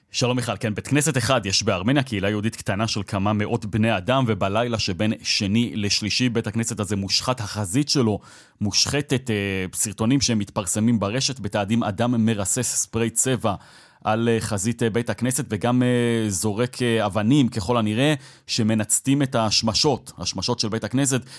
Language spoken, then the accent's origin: Hebrew; Israel; אני כישראלי שהסתובב במדינה הזאת במשך ארבעה ימים